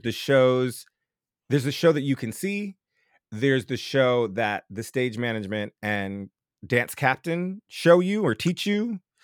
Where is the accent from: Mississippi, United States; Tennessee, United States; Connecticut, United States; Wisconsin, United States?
Connecticut, United States; New Haven; I'm from New Haven, Connecticut, and the national tours of Rent and Cats came through the Schubert Theater